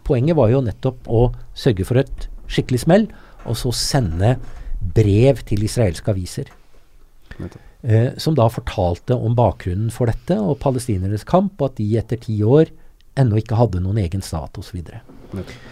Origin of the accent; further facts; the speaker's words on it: Norway; som nordmann med norsk pass